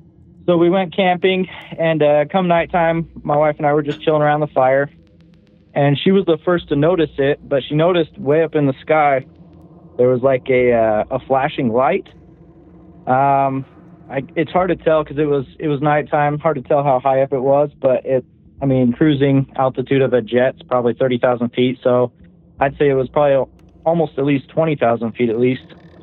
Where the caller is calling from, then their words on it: Clearfield, Utah, United States; I'm calling from Clearfield, Utah.